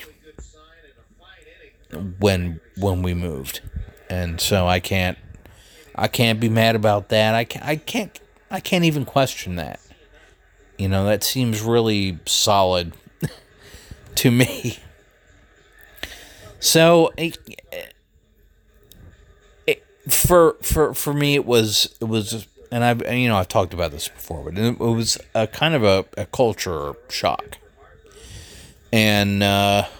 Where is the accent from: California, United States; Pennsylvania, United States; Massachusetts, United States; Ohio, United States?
Pennsylvania, United States; Philadelphia; also born or lived in Columbia, Maryland; now in Greencastle, United States; Philadelphia is my hometown